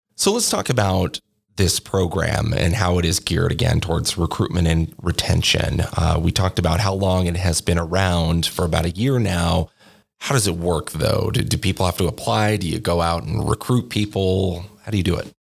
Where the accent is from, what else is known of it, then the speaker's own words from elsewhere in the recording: Corvallis, Oregon, United States; moved away as an adult; also born or lived in Eugene, Oregon; now in New Mexico, United States; I grew up in Corvallis Oregon and then went over to the University of Oregon uh, in Eugene for college